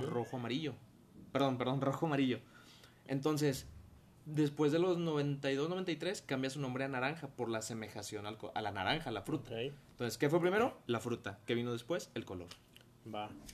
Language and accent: Spanish; Mexico